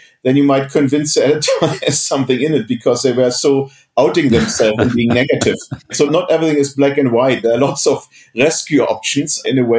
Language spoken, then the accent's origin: English; East Germany, Germany; moved away; I come from East Germany, have a weird background. I was in a school of mathematics